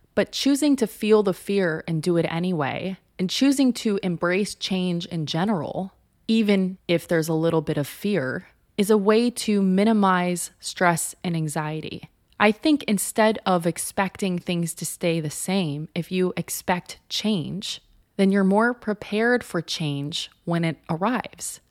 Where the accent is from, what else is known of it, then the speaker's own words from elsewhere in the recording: Southern California, United States; moved away as an adult; also born or lived in Los Angeles, United States; now in New York City, United States; I grew up in Southern California where there are essentially no seasons